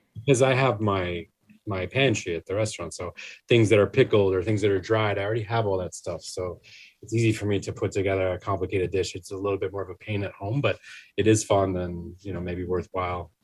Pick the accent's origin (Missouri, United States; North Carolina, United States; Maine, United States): Maine, United States; now in New York, United States; I'm from Maine originally